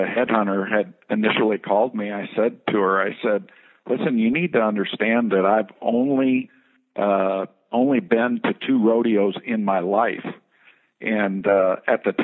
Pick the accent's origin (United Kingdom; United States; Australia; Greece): United States; Midwest; growing up in the Midwest